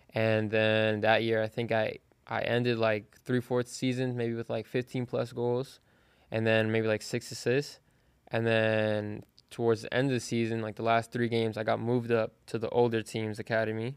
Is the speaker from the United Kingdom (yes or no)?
no; Fort Lauderdale, Florida, United States; I'm from Fort Lauderdale, Florida.